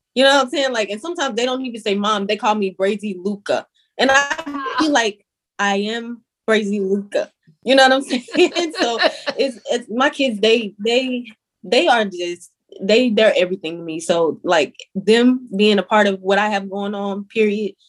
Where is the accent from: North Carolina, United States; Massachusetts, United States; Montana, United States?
North Carolina, United States; Salisbury; now in Bronx, United States; I am from Salisbury, North Carolina.